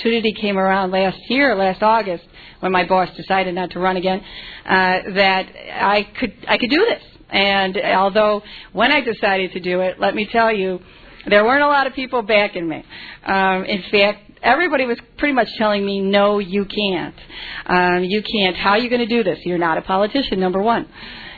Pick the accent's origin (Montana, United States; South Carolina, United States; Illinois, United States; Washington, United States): Illinois, United States; Chicago; I was born in Pilsen, in the city of Chicago. I grew up in a very humble home